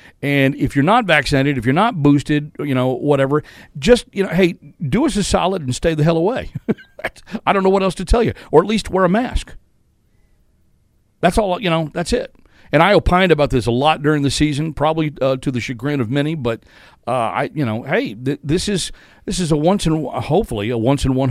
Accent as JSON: {"language": "English", "town": "Fort Worth", "region": "Texas", "country": "United States", "tie": "born or raised there", "moved": "yes", "said": "regionals is in my hometown in Fort Worth"}